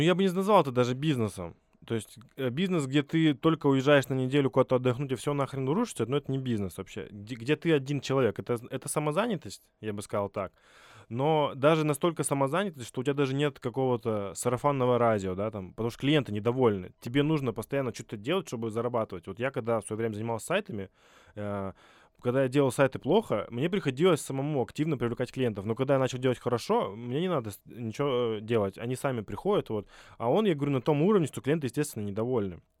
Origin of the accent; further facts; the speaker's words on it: Vladivostok, Primorsky Krai, Russia; Я вообще из Владивостока, и у нас там есть такая площадка Форпост